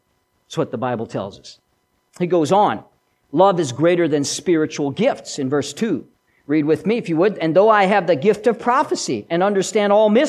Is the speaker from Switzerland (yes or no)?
yes; Switzerland; accent: Swiss German; first language Swiss German; English is a second language; I was bilingual, kind of. I've lost much of my mother tongue. English is my second language, and I've lost most of the first. I can still, ich kann noch ein bisschen Schweizer wie soll, ich kann es mehr verstehen, aber ich kann nicht so viel Schweizer